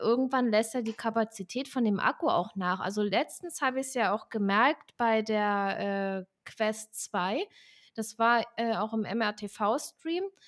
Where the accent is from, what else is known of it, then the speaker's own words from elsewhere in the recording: Southern Germany, Germany; also ich komme ja aus Süddeutschland